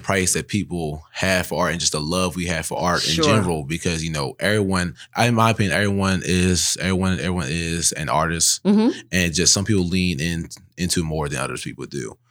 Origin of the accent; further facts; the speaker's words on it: Baltimore, Maryland, United States; I came from the same neighborhood you went to. I went to Tinch too. I grew up on Orleans